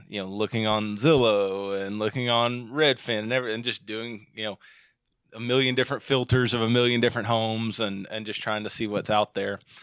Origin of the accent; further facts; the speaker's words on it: central Arkansas, United States; moved away as an adult; also born or lived in Denton, Texas; now in Eau Claire, United States; We grew up in central Arkansas our whole lives.